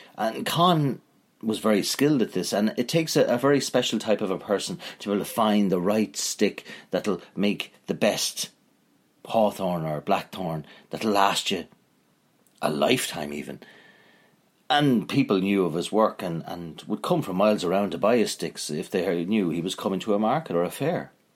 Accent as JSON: {"language": "English", "region": "Northern Ireland", "country": "United Kingdom"}